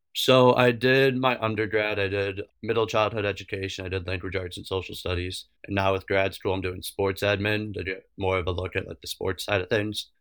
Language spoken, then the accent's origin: English; Avon, Ohio, United States; I played high school hockey at my hometown, Avon, Ohio